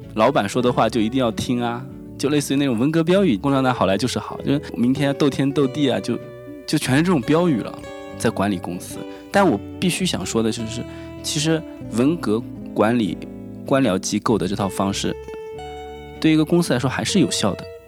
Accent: Wenzhou, Zhejiang, China; 我们是温州人嘛，我们有很多人在意大利去侨胞

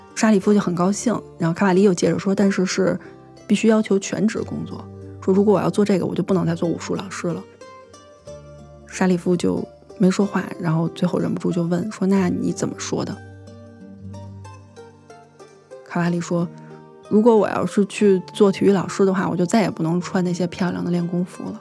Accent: China; 我是中国人

